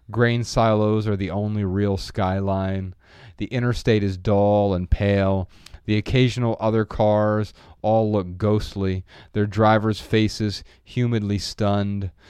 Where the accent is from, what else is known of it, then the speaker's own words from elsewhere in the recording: Midwest, United States; I'm from the Midwest, and and every time we land somewhere in the Midwest, it doesn't even have to be back in Dayton or Ohio in general.